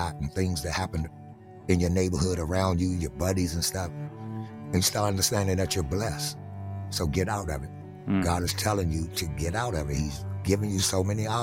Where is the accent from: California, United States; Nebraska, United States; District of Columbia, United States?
District of Columbia, United States; Washington; growing up in Southeast D.C.